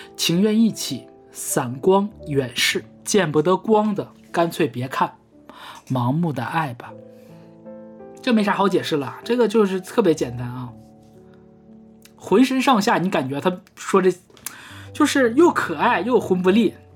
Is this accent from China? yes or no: yes; Northeast China, China; accent: Northeastern Mandarin; 我们东北话说是